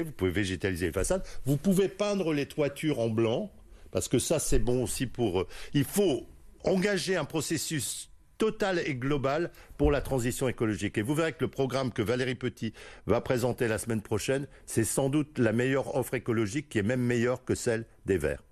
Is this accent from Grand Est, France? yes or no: no; Lille, Hauts-de-France, France; je suis né à Lille. J'ai fait mes études à Lille. Je suis allé à l'école primaire à Lille